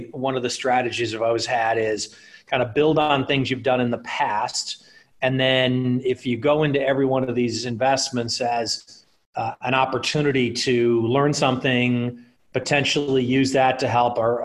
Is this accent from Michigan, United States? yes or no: yes; Detroit, Michigan, United States; moved away as an adult; also born or lived in Los Angeles; I'm originally from Michigan. I grew up in the Detroit area